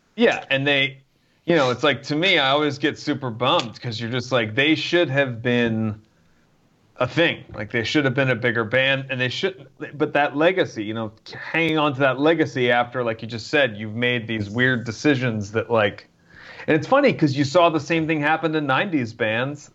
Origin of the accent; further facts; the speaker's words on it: New Jersey, United States; I grew up in New Jersey